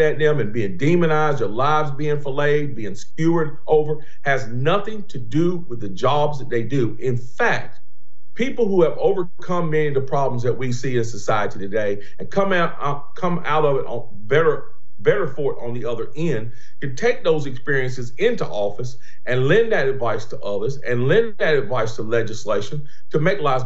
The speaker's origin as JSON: {"language": "English", "town": "Greensboro", "region": "North Carolina", "country": "United States", "tie": "born or raised there", "said": "born and raised in Greensboro, North Carolina"}